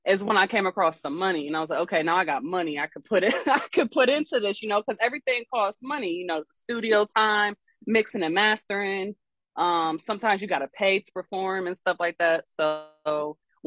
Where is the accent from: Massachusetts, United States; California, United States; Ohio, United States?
Ohio, United States; Columbus; now in Norfolk, United States; I'm originally from Columbus, Ohio